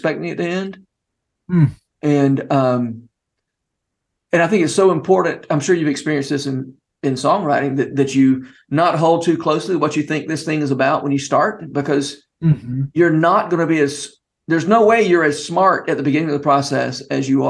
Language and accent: English; Georgia, United States; moved away as an adult; now in Tennessee, United States; somebody who grew up in Georgia and spent his adult life in Tennessee. That's just kind of my accent